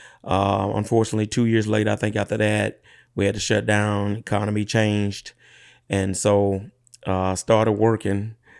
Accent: Clinton, Louisiana, United States; Yeah, born and raised in Clinton, Louisiana, what we call them parishes in Louisiana. So East Feliciana Parish, population probably less than 1,500, 2,000.

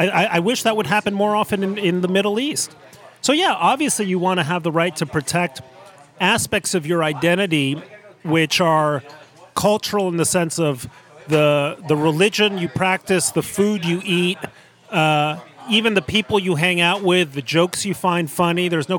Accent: Mexico City, Mexico; I grew up in Mexico City, in a household that in the United States would be upper middle class. In Mexico, it was just upper class.

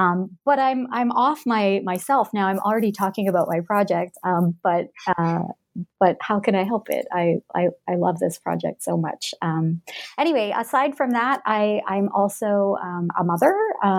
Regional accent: Alberta, Canada; also born or lived in Edmonton, Canada; So I'm Canadian. I grew up, I was born and grew up in Western Canada, in Alberta. I grew up in a small town in that province and later on moved to the city of Edmonton. That's the capital of Alberta.

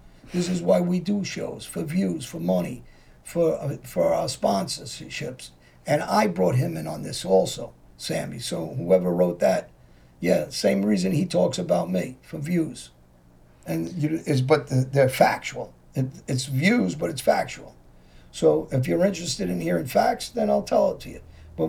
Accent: Philadelphia, Pennsylvania, United States; the guys I grew up with in Philly, guys that know me

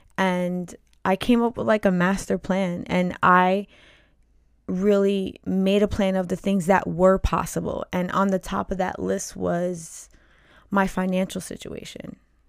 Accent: New York, United States; now in New Jersey, United States; previous to our second child, I moved to New Jersey. We're originally from New York.

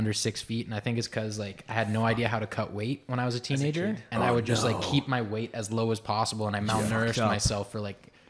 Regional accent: Toronto, Ontario, Canada; also born or lived in Hamilton, Ontario / San Diego; I was born in Hamilton, Steel Town in Ontario. I left very young, and I did like... 5 years in San Diego, and then when I was five, we moved back to Toronto

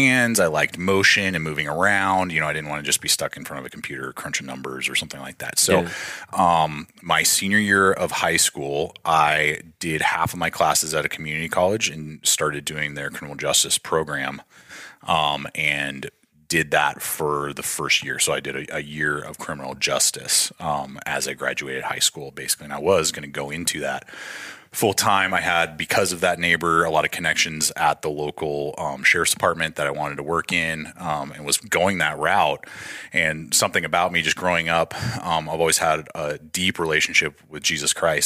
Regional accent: Denver, Colorado, United States; moved away as an adult; also born or lived in San Diego, California; I was born in San Diego, and then my dad moved us as a family. His job transferred out to Denver, Colorado when I was 9. Mm-hmm. And so I've spent now almost 25 years in Denver up until the last 2 weeks

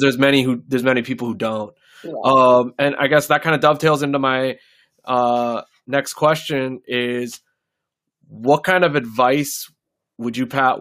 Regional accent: North Dakota, United States; now in Nebraska, United States; I grew up in North Dakota

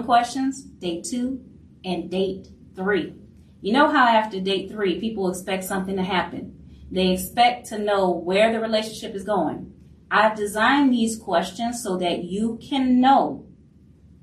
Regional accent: New Orleans, Louisiana, United States; I am from New Orleans, so very proud Louisiana Creole here

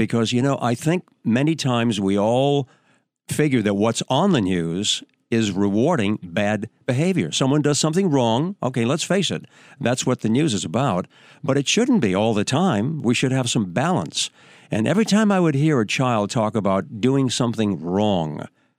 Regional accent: New Hampshire, United States; moved away; also born or lived in New York; I was on radio back in my hometown in New Hampshire

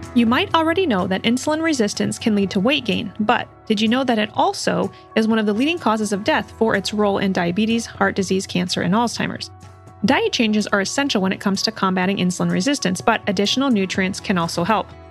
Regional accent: Iowa, United States; I'm from Iowa. We have a heavy soybean crop here

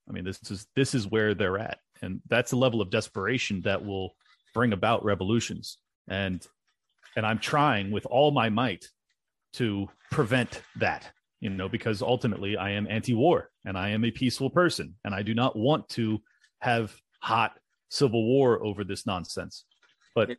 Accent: California, United States; moved away as an adult; now in Miami, United States; it's my home state. I spent over 35 years there. I, I absolutely love San Diego and the Southern California area

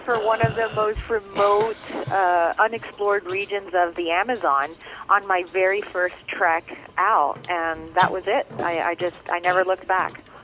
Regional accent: Miami, Florida, United States; first language Spanish; English is a second language; I grew up in Little Havana in Miami, and now I'm I'm very much back home

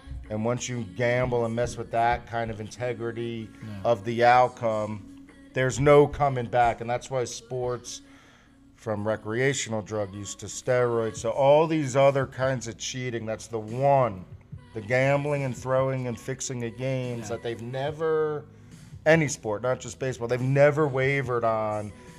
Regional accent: New Jersey, United States; And I'm from Jersey

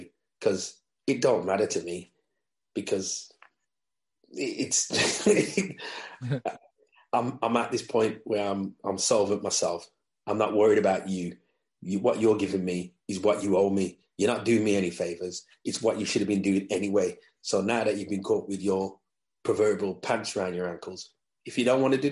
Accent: England, United Kingdom; I'm black English

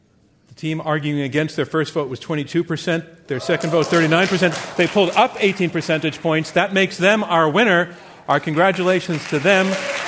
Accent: Bronx, New York, United States; I'm from the Bronx.

